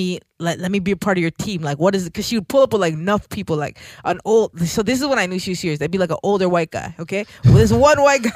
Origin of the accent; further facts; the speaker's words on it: Jamaica; being Jamaican, like hip-hop, even to this day in Jamaica, is not a popular music